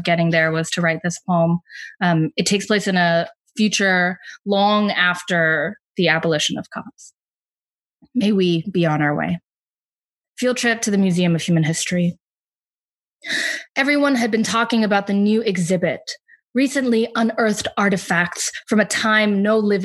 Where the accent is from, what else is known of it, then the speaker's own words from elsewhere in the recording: Atlanta, Georgia, United States; also born or lived in Providence; my hometown in Atlanta